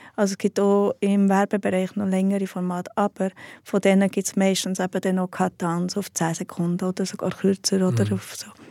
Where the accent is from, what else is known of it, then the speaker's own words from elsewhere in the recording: Heiligenschwendi, Bern, Switzerland; Im Berner Oberland, einem kleinen Bauerndorf